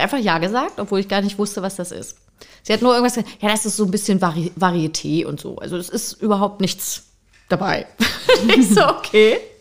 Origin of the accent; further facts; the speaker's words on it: Freiburg im Breisgau, Baden-Württemberg, Germany; moved away; bin ich halt nicht im, in, im Osten sozusagen groß geworden, sondern in Freiburg im Breisgau